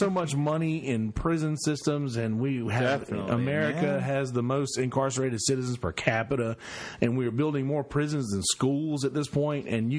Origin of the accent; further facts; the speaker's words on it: United States; there's federal prison in my hometown. There's actually two prisons in my hometown. Bennisville.